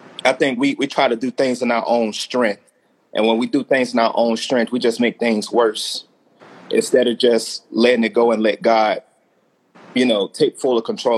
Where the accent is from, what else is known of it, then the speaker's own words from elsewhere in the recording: Alabama, United States; I'm from Alabama